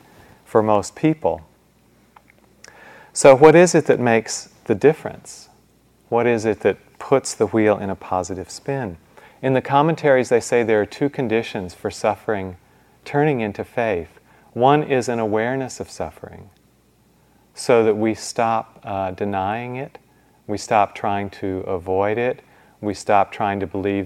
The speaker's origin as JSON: {"language": "English", "region": "Midwest", "country": "United States", "tie": "born or raised there", "said": "I grew up in the Midwest"}